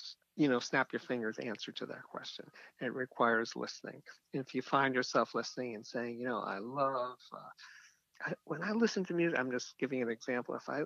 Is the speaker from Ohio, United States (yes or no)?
no; New York, United States; I'm from New York.